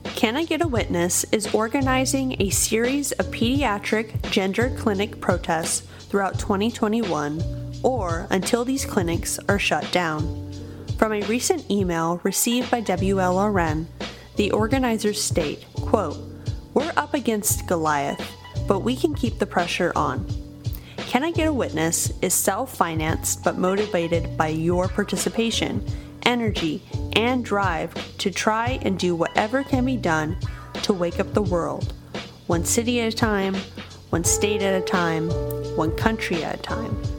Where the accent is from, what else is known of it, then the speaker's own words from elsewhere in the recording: Sacramento, California, United States; In my hometown of Sacramento, California